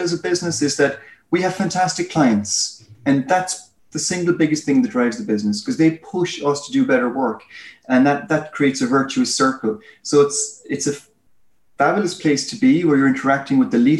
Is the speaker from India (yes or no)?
no; Ireland; accent: Irish; I'm Irish, as you can tell by my accent.